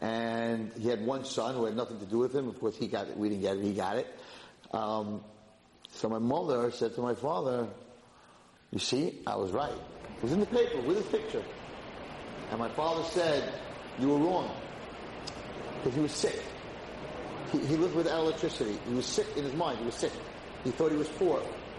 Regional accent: Muncie, Indiana, United States; So when I grew up in Muncie, with my father

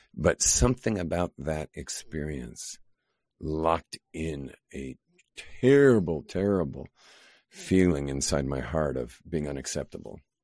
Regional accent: Los Angeles, California, United States; now in Israel; I grew up in Los Angeles.

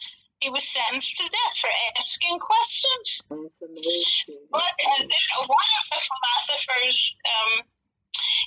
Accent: New York, United States; growing up in New York, we didn't have Jim Crow.

